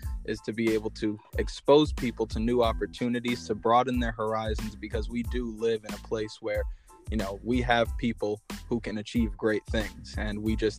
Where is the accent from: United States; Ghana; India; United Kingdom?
United States; Schenectady, New York; also born or lived in North Carolina; I grew up in the Schenectady area. I was originally born in North Carolina. Moved to upstate New York shortly after, and I've lived in the Schenectady area for the last 17 years